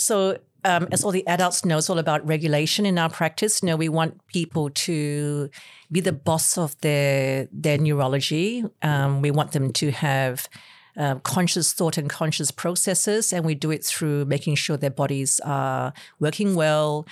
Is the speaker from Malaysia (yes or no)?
yes; Malaysia; now in Australia; I am Chinese from Malaysia, and the way I grew up was actually quite different to the way, um, kids grew up in Australia